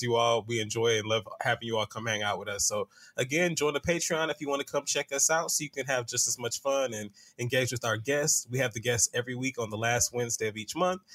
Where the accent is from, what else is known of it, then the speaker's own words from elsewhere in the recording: Atlanta, Georgia, United States; as a Southerner, it took me back to when I used to ride the MARTA